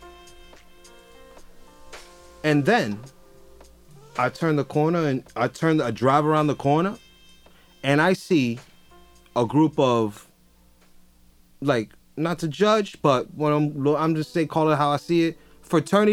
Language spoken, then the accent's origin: English; Jersey City, New Jersey, United States; I'm from Jersey City, and I'm from Jersey City.